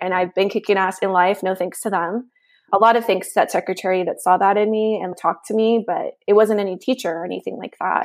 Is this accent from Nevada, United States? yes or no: yes; Nevada, United States; also born or lived in Mexico; now in Washington, D.C., United States; I was raised in the United States